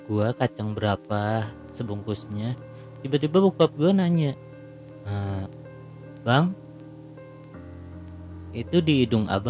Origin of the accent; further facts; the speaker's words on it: Jakarta, Indonesia; gue lahir di Jakarta gue gede di Jakarta dan gue baru pertama kali kesini